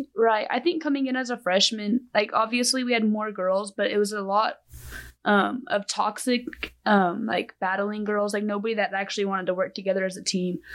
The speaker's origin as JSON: {"language": "English", "town": "Amarillo", "region": "Texas", "country": "United States", "said": "I am from Amarillo, Texas."}